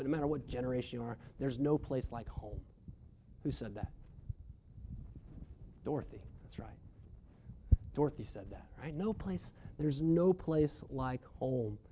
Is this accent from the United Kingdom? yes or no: no; Melbourne, Victoria, Australia; the home that I grew up in Melbourne